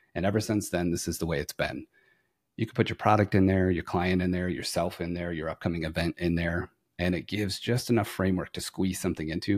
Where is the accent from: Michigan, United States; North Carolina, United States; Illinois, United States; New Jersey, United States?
Michigan, United States; Flint; moved away as an adult; now in Fort Worth, United States; I'm originally from Flint, Michigan